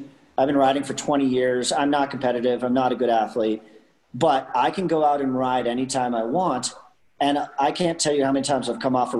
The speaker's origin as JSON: {"language": "English", "country": "Canada", "said": "I'm Canadian"}